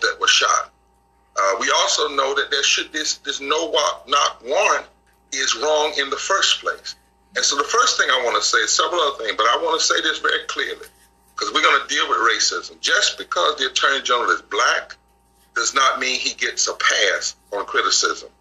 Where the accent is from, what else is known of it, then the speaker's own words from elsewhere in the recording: the South, United States; I'm from the South